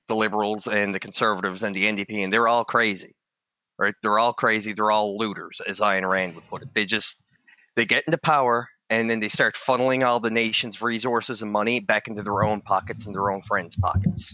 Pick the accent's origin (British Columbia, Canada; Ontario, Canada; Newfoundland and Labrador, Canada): Newfoundland and Labrador, Canada; here in Canada, because I'm from Newfoundland